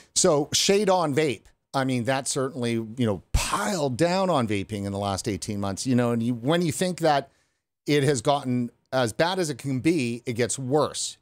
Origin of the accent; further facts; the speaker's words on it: Vancouver, British Columbia, Canada; I'm from Vancouver, British Columbia, and from the interior of British Columbia.